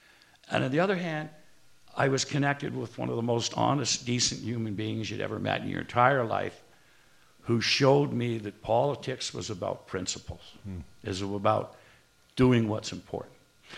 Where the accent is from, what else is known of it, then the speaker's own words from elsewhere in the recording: North Bay, Ontario, Canada; My hometown was North Bay, and it had the distinction of having a mayor named Merle Dickerson.